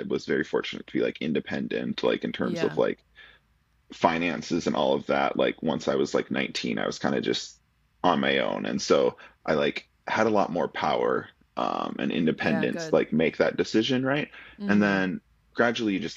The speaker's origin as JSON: {"language": "English", "region": "rural Minnesota", "country": "United States", "tie": "born or raised there", "moved": "yes", "said": "I'm from Minnesota. And I grew up in rural"}